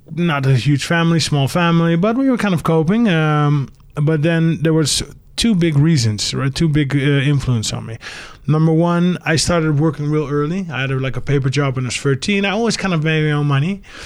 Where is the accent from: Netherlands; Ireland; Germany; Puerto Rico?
Netherlands; also born or lived in England; Then parents divorced when I was five. So I actually grew up in England. But then when five, we moved back to the Netherlands